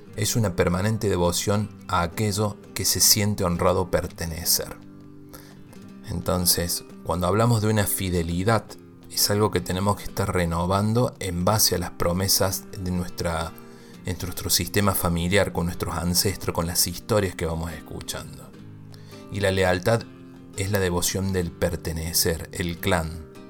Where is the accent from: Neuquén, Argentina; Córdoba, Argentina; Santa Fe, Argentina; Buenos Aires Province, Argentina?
Córdoba, Argentina; also born or lived in Mendoza; Yo soy de Córdoba, pero viví mucho tiempo en Mendoza.